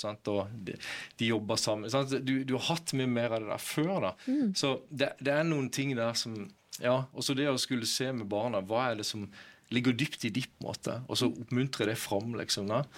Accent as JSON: {"language": "Norwegian", "town": "Kristiansand", "region": "Agder", "country": "Norway", "moved": "yes", "lives_now": "Bergen, Norway", "said": "jeg kom fra Kristiansand opprinnelig. Ja. Nå bor jeg her i, i Bergen"}